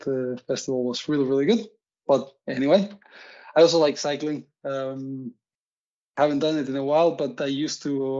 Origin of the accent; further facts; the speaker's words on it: Uruguay; now in Odense, Denmark; I'm originally from Uruguay, currently living also in Odense.